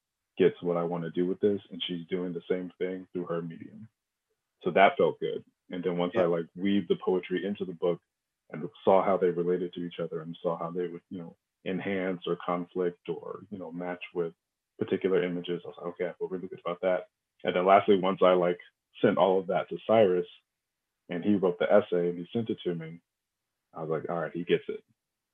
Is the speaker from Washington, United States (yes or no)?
yes; outside of Seattle, Washington, United States; moved away as an adult; also born or lived in Los Angeles, California; now in Brooklyn, United States; I was born in Los Angeles and I grew up outside of Seattle